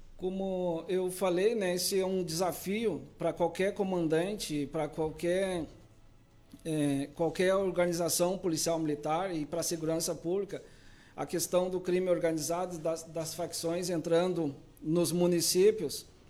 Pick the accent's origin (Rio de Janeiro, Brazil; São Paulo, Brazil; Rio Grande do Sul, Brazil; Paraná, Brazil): Rio Grande do Sul, Brazil; Pedro Osório; moved away as an adult; also born or lived in Porto Alegre metropolitan region / Novo Hamburgo / São Leopoldo; now in Camaquã, Brazil; Sou natural da região aqui de Pedro Osório